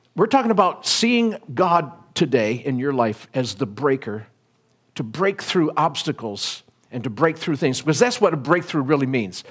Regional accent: United States; I'm an American

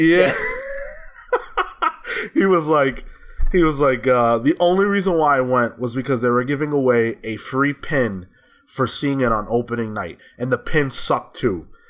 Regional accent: New York, United States; I'm a New Yorker

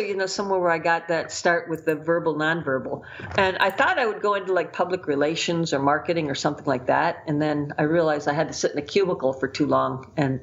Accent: United States; being an American

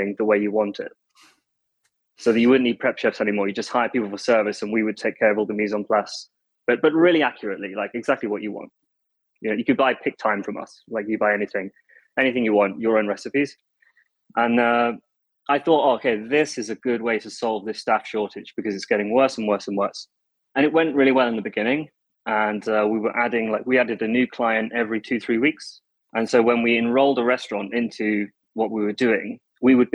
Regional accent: Leicester, East Midlands, United Kingdom; moved away as an adult; also born or lived in London; now in Taiwan; I was born in Leicester, and like pretty much everyone on this podcast, you grow up, you get a job, you start washing up, you move through restaurants. And I moved to London when I was 18

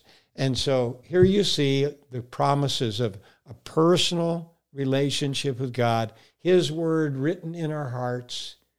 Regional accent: Texas, United States; born there; I was born in Texas, so you got to remember I have a combination of accent, brother.

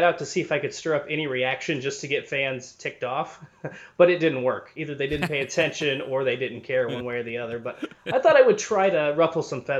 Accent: Logansport, Indiana, United States; moved away as an adult; also born or lived in Lafayette, Indiana / Orlando, Florida; now in Kennesaw, United States; I grew up in Logansport, Indiana, and it's about an hour drive from West Lafayette, which is where Purdue was.

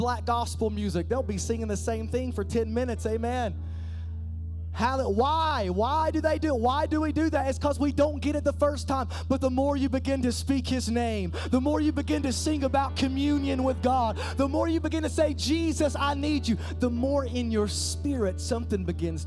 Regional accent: Eastern Kentucky, United States; I'm just a hillbilly from Eastern Kentucky

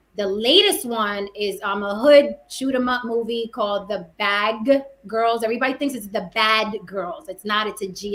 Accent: New York City, New York, United States; I'm also from the Bronx, New York, born and raised. I'm from the Bronx.

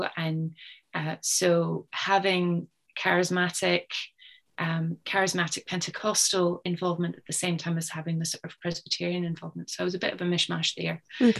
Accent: Canada; I should specify that I was born and grew up in Canada

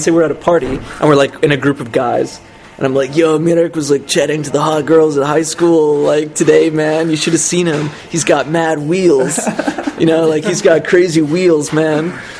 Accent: Ontario, Canada; moved away as an adult; now in Czech Republic; I was always bored in Canada, and I always wanted to get out of Canada, and I didn't think Canada was good for anything.

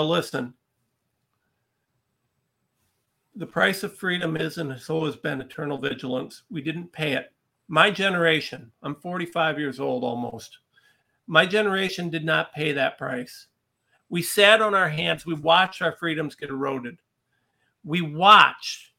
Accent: Ohio, United States; I'm a regular guy from a little town in Ohio

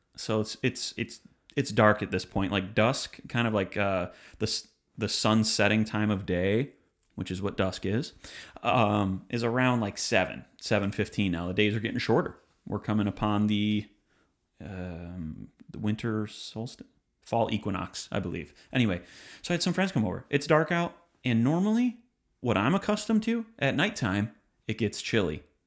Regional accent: Detroit, Michigan, United States; now in Nashville, United States; I come from Detroit, Michigan, the Motor City

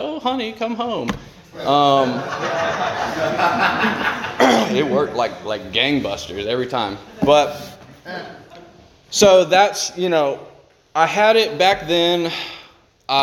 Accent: South Carolina, United States; I'm from South Carolina.

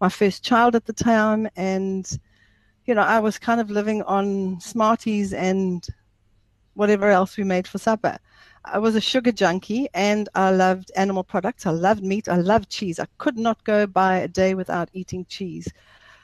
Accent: South Africa; also born or lived in Zimbabwe; I'm a South African, but I was born there. I left when I was 3 years old. So I grew up in a typical South African family

